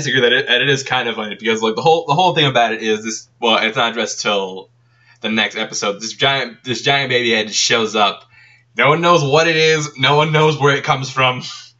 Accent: Texas, United States; I'm from Texas, and, like, that's where I got my first license.

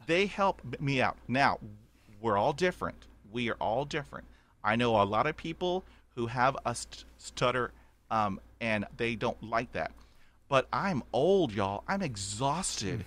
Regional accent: Corpus Christi, Texas, United States; also born or lived in Houston, Texas; growing up in Corpus Christi, Texas

